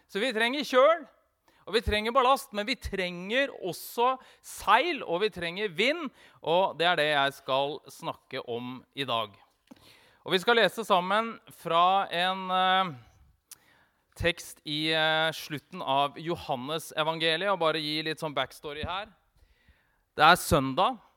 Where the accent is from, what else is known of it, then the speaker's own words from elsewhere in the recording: Vestfold og Telemark, Norway; Jeg er jo telemarking.